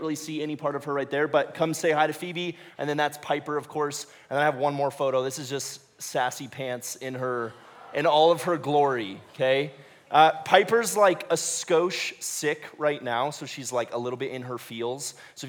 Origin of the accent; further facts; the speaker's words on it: Ecuador; I grew up in Ecuador. I spent a fair amount of time down there from the time I was 7 to when I graduated high school.